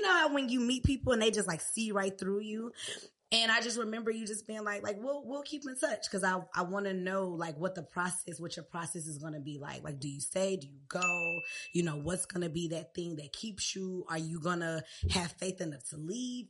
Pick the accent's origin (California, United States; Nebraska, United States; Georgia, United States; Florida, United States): Georgia, United States; Riverdale; also born or lived in Clayton County, Georgia / Hampton, Virginia; I'm from Riverdale. Riverdale, born at Crawford Long